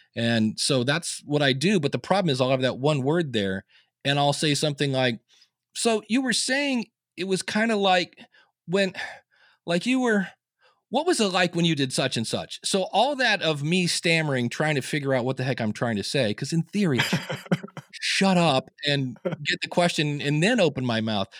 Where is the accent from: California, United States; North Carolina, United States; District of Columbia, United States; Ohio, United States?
Ohio, United States; Akron; I was born in Akron, Ohio